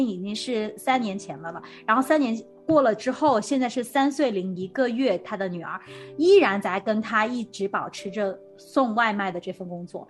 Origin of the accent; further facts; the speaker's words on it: China; 好像是我们从就是从国内来的，就是那边都很讲究这种快递的服务啊